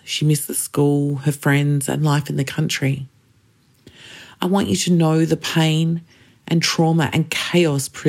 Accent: Kaurna Yerta, South Australia, Australia; I am a Gunditjmara woman born and raised on Kaurna Yirrkal

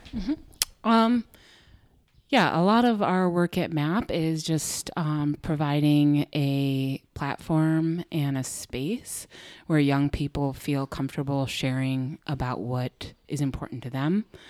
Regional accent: Buffalo, New York, United States; also born or lived in Canandaigua; I was born in a house in North Buffalo

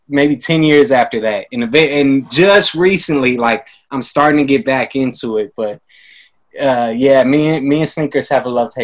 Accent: Livermore, California, United States; also born or lived in San Jose; Like, I'm from Livermore.

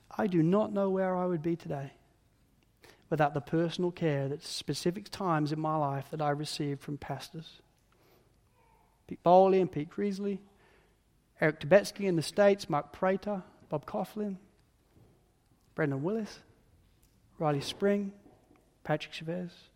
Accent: United Kingdom; being British

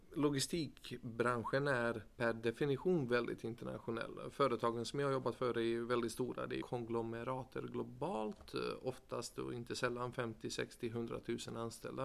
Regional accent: Gothenburg, Västra Götaland, Sweden; moved away as an adult; also born or lived in United States; anser mig själv som en göteborgare

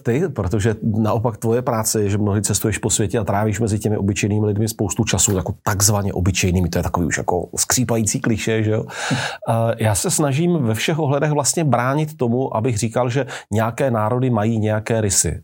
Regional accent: Czechia; my Češi

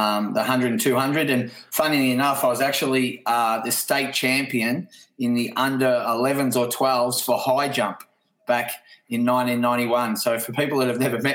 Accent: Newborough, Victoria, Australia; moved away as an adult; also born or lived in Moe, Victoria; I was born in Mowi and grew up in a suburb next to Mowi, 2.5 kilometres away, called Newborough.

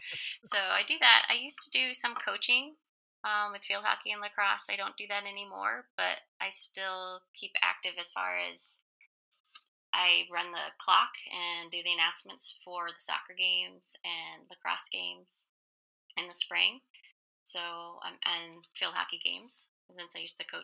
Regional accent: Martha's Vineyard, Massachusetts, United States; moved away; growing up on Martha's Vineyard, I definitely love the beach and try to get back there when I can.

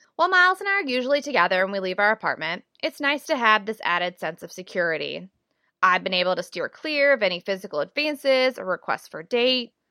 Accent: the South, United States; moved away; Growing up in the South

